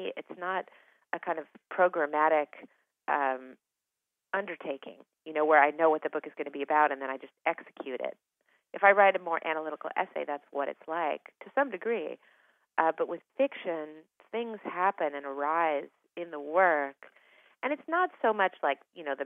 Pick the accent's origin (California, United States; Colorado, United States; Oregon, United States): Oregon, United States; Eugene; I grew up in Eugene, Oregon